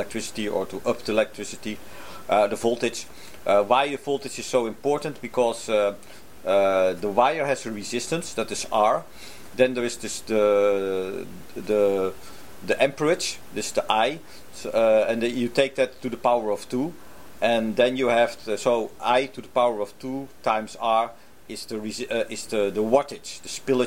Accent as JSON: {"language": "English", "country": "Netherlands", "moved": "yes", "lives_now": "Japan", "said": "I come from the Netherlands."}